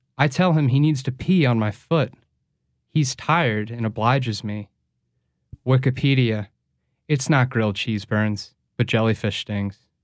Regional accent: St. Louis, Missouri, United States; now in New Orleans, United States; I'm originally from Saint Louis.

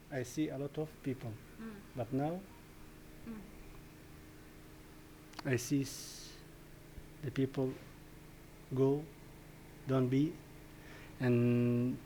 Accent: Iraq; now in Denmark

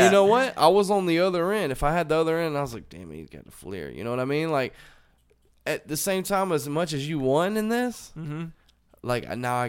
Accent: New York, United States; I'm from New York. You know, I grew up in New York or whatever, you know what I mean?

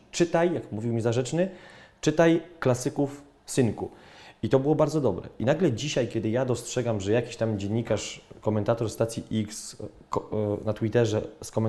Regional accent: Poland; Od razu, dzień dobry, jestem z Polski, bla, bla, bla.

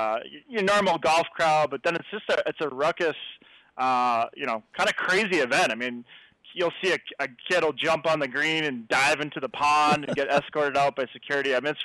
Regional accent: New Hampshire, United States; born or raised there; now in Phoenix, United States

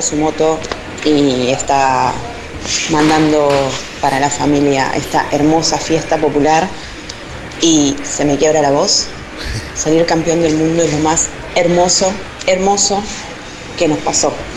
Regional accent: Merlo, Buenos Aires Province, Argentina; somos de Merlo.

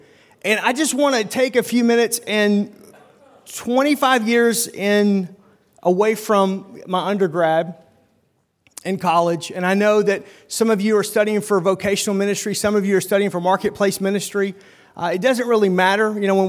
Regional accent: Oklahoma, United States; now in Milwaukee, United States; where the railroad ends, that's my hometown right there, Oklahoma-Arkansas border. But about 18 years ago, my wife and I left Oklahoma to come and basically kind of plant a church there in the Milwaukee suburbs

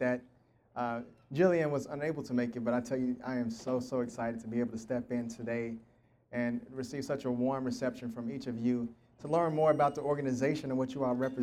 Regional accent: Tulsa, Oklahoma, United States; I'm from Tulsa, Oklahoma, born and raised here

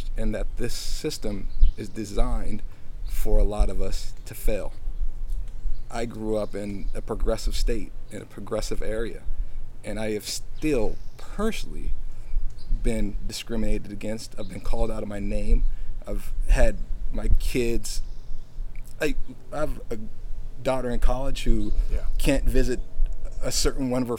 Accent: United States; I'm American. I was born here

